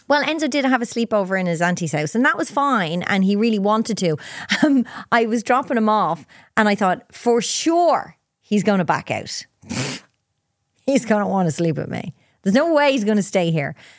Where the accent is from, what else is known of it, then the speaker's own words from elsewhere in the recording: Ireland; I'm Irish.